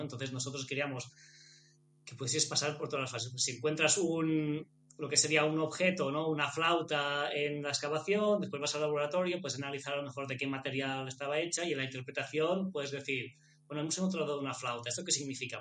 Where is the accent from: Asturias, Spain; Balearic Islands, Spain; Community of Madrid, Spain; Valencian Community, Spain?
Balearic Islands, Spain; Menorca; somos los dos de Menorca